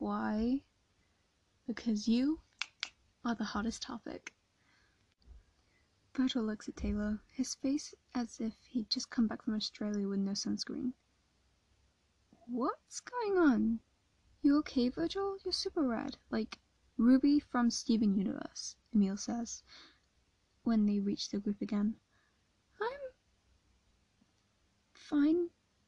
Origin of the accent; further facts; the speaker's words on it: England, United Kingdom; I'm from England